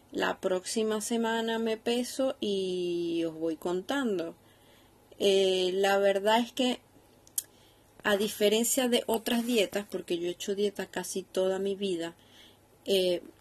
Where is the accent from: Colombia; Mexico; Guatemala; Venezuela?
Venezuela; now in Seville, Spain; No soy española, vivo en Sevilla, pero soy de Venezuela. Por si mezclo palabras diferentes, eh, que sepáis que, ahora tengo un mix de venezolano con español.